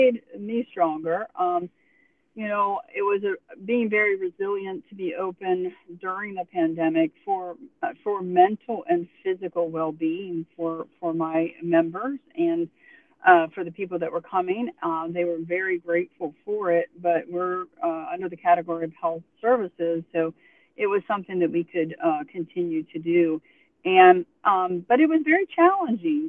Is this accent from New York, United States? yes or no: no; Pennsylvania, United States; now in Tuscaloosa, United States; I'm from Pennsylvania, so I've experienced the cold and the woods and being in that up in the mountains